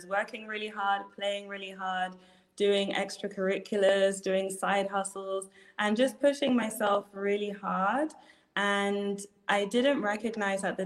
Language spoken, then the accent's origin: English; United Kingdom; accent: British; moved away as an adult; now in Ghana; As you can hear from my accent, I'm British, but I'm also Ghanaian